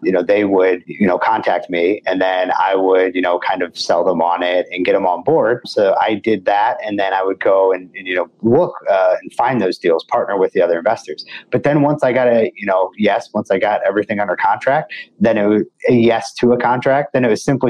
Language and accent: English; St. Louis, Missouri, United States; I'm from St. Louis, right here in your home market.